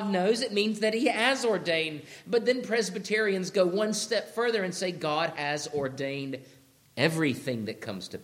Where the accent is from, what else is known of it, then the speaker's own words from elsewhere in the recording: Georgia, United States; When I grew up in Georgia